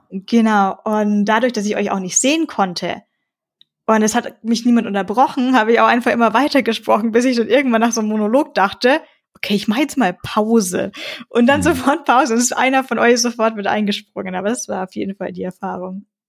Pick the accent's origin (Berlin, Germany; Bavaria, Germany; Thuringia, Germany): Bavaria, Germany; Tiefental, near Bayreuth, Upper Franconia; Ich komme aus dem Divadol